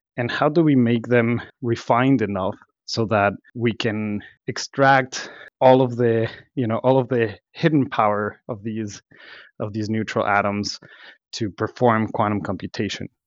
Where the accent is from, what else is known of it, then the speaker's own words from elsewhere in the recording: Mexico; moved away as an adult; also born or lived in Mexico City, Mexico / Los Cabos, Mexico; now in Boston, United States; I was born and raised in, in Mexico, uh, Mexico City, and then Los Cabos